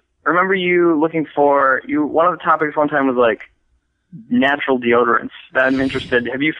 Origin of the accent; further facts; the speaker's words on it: Williston, North Dakota, United States; I grew up in Williston, North Dakota, which is the hometown of Phil Jackson.